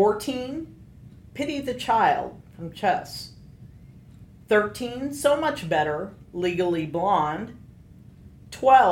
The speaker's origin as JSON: {"language": "English", "region": "Iowa", "country": "United States", "tie": "born or raised there", "said": "my home state of Iowa"}